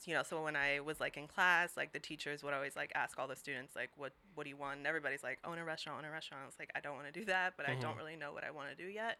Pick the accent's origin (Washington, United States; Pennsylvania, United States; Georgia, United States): Washington, United States; Seattle; also born or lived in Brazil; I came to Seattle when I was 6